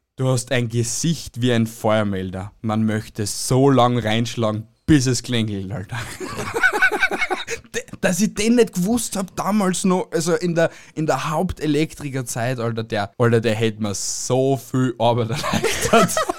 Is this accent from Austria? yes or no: yes; Austria; uns Österreicher